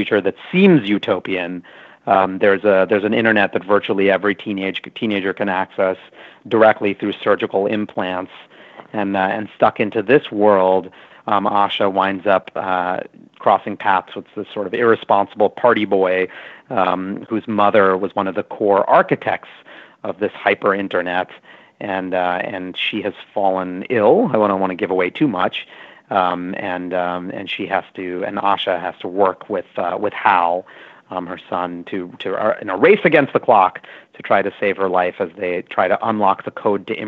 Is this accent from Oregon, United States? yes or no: no; New York City, New York, United States; I grew up in New York City, and I'm of Indian origin